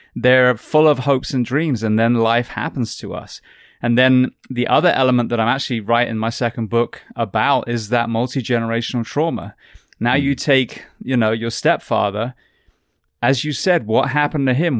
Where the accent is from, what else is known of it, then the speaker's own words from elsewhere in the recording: England, United Kingdom; moved away; the healthcare that I grew up with in England